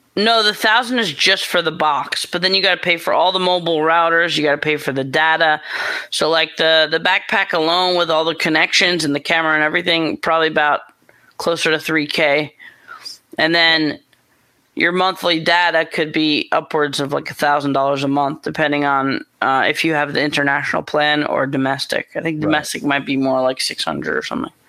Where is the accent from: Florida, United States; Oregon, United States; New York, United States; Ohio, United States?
New York, United States; moved away as an adult; also born or lived in Los Angeles, California; I'm from New York. I got family in New York